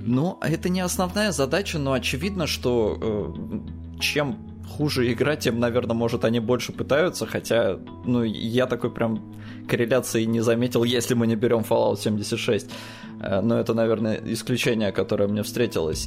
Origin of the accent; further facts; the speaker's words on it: Estonia; я ему говорю, Эстония